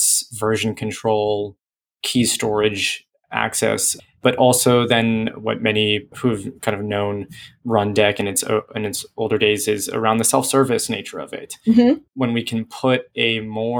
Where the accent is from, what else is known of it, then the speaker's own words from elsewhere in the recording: San Francisco Bay Area, California, United States; moved away as an adult; now in Santa Barbara, United States; I came from the San Francisco Bay Area, much like many of us at PagerDuty, but ended up down here in Santa Barbara because that's where I went to school